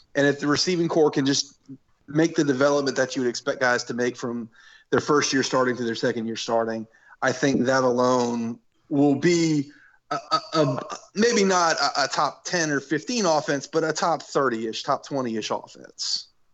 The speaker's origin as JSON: {"language": "English", "town": "New Orleans", "region": "Louisiana", "country": "United States", "tie": "born or raised there", "said": "I grew up in New Orleans"}